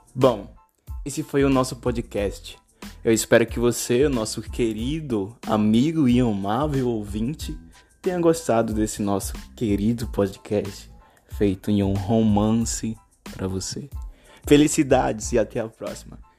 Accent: Brazil; aqui no nosso querido Brasil

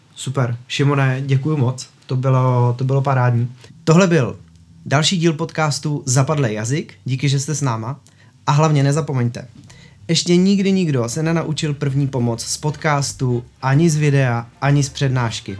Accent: Czechia; my jako Češi

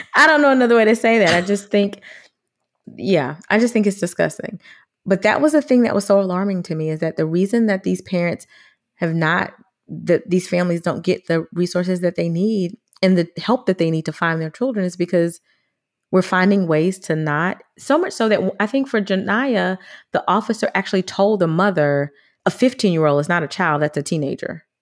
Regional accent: United States; as a black girl growing up in America

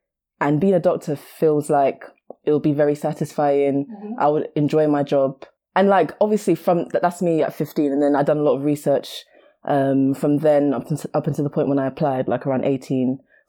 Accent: Nigeria; Okay. So I'm Nigerian as well.

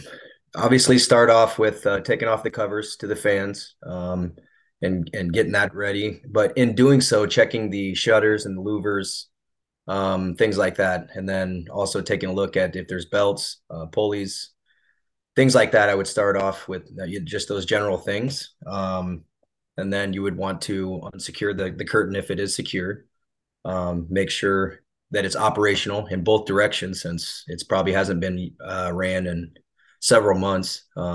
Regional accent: Ottumwa, Iowa, United States; I was raised in Ottumwa, Iowa.

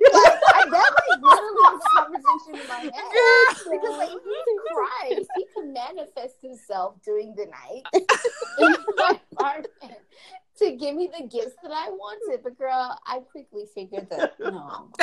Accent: New Jersey, United States; I grew up in New Jersey, and so we lived in an apartment building.

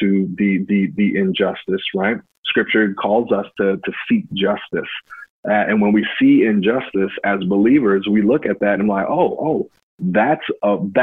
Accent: Hamlet, North Carolina, United States; moved away as an adult; also born or lived in Winston-Salem, North Carolina; I grew up in Hamlet, North Carolina

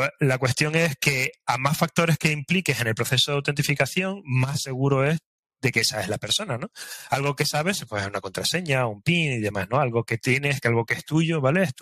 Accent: Spain

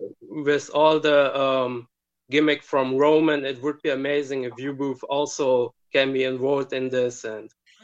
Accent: Germany; I'm from Germany.

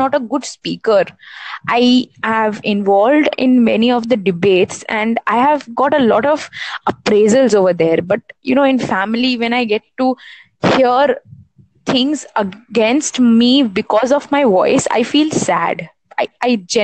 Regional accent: India; I am an Indian

